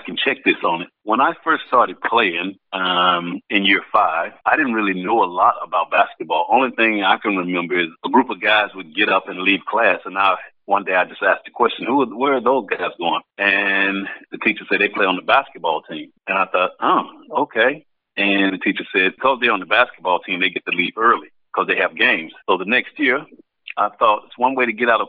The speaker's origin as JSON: {"language": "English", "region": "Mississippi", "country": "United States", "tie": "born or raised there", "also_born_or_lived": "Idaho / Bunbury", "moved": "as an adult", "said": "growing up in Mississippi, I mean, you're just a little country boy over there"}